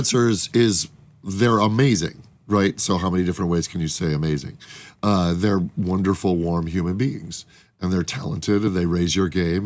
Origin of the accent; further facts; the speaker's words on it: Chicago, Illinois, United States; we're both dipshits from Chicago